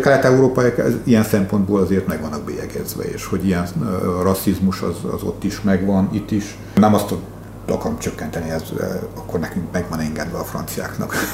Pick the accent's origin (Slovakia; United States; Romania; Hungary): Romania; Székely Land; én székelyként